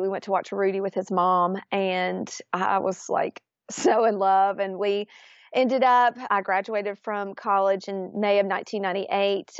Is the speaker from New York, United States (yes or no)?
no; Florence, Alabama, United States; grew up, born and raised in Florence, Alabama